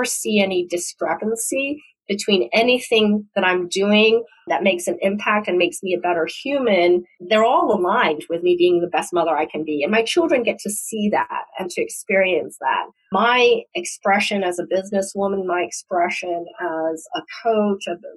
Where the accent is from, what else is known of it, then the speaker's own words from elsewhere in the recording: Hong Kong; now in United States; I was born in the United States and went back to Hong Kong when I was 5 and grew up in Hong Kong while it was a British colony.